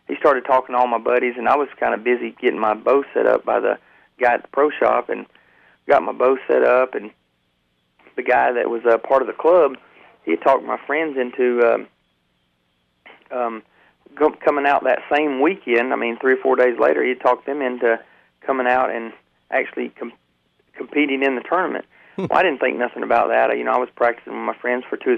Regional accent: Georgia, United States; also born or lived in Dayton, Ohio; I was born in Dayton, Ohio, and my father was a fireman, and we moved to Georgia when I was about 6 years old, but basically, I've been in Georgia my whole life

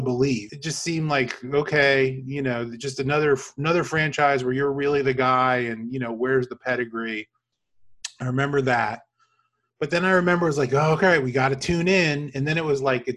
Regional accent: Miami, Florida, United States; I grew up in Miami too

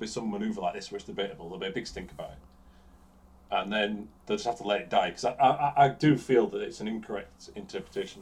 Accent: United Kingdom; we are British

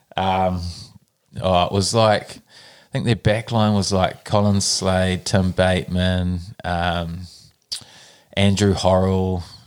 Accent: Nelson, New Zealand; also born or lived in Auckland; I was born in Auckland, grew up in Nelson.

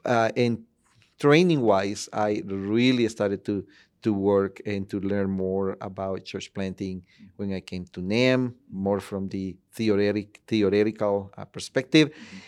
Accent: Tegucigalpa, Francisco Morazán, Honduras; moved away; originally, I am from Honduras, Tegucigalpa

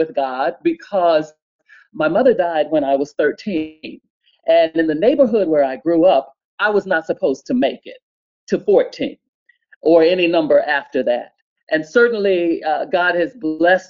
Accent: Montgomery, Alabama, United States; moved away; I am from Montgomery, Alabama

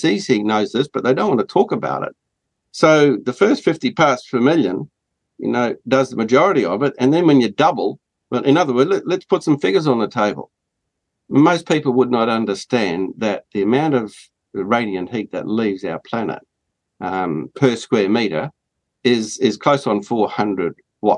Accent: Australia; as an Australian

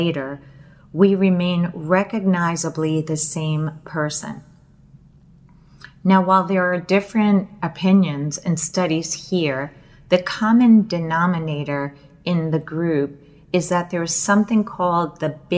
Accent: United States; I was born in the United States

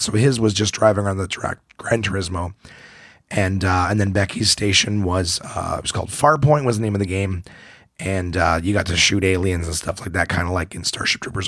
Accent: Ottawa, Ontario, Canada; my hometown of, of Ottawa

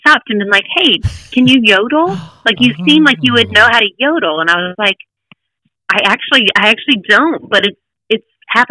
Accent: Hickory, North Carolina, United States; now in Nashville, United States; the Hickory Oktoberfest on their main stage in my hometown

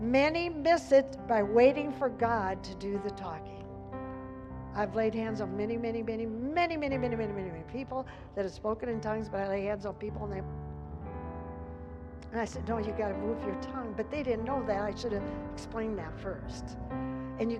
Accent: Dodge, Nebraska, United States; I grew up in Dodge

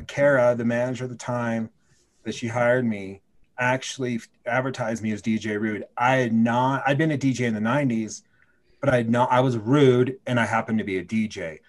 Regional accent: Oregon, United States; I was from Oregon, so I knew it. I knew the town.

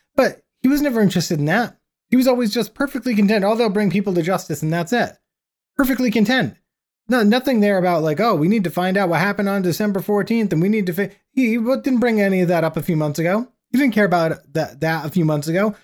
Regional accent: United States

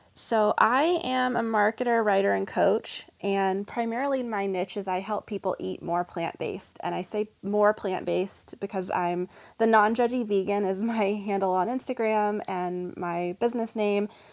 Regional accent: the South, United States; I'm from the South

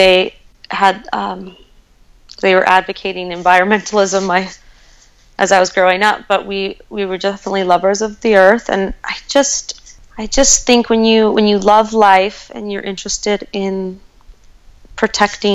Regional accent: Golden, Colorado, United States; I'm from Golden, Colorado, just a little south of Boulder, and I lived along the South Table Mountain

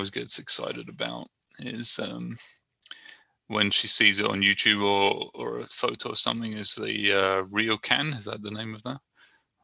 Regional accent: Brighton, South East England, United Kingdom; now in San Leandro, United States; I'm from Brighton, England, and I'm living in San Leandro, California

